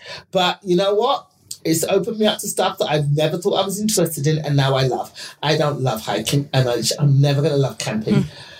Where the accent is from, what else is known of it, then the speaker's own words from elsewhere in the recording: England, United Kingdom; because I'm from England.